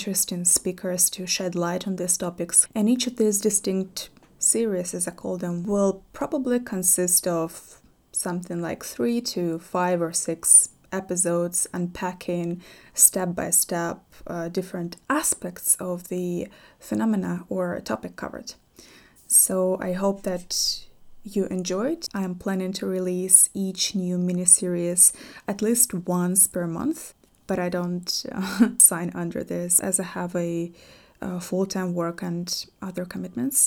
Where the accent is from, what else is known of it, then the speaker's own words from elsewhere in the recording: European Russia, Russia; growing up in Russia, frankly, especially in the European part of Russia where I grew up